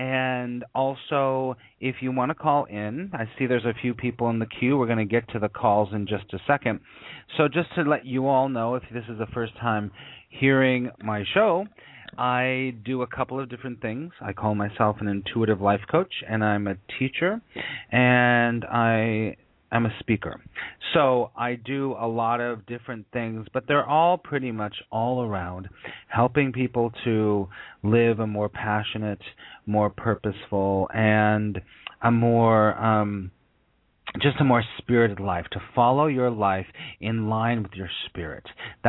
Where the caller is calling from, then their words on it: New York City, New York, United States; I am calling you from New York City